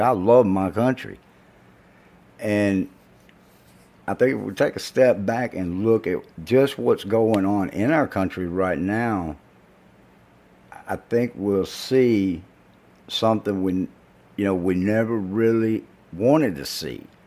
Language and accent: English; the South, United States; being from the South